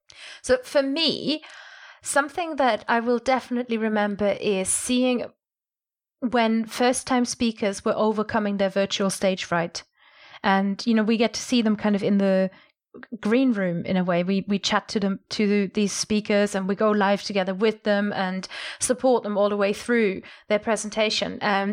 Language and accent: English; Germany; I'm from Germany. We're obsessed with the royals.